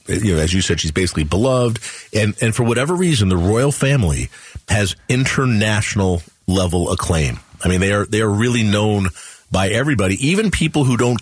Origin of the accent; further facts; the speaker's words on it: United States; we're American